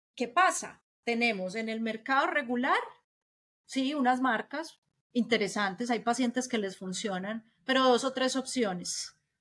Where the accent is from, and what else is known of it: Colombia